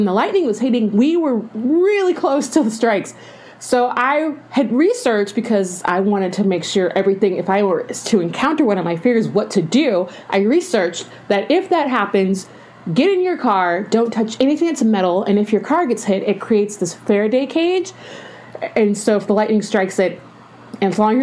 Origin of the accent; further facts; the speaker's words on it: Georgia, United States; also born or lived in Arizona; now in California, United States; I grew up in Georgia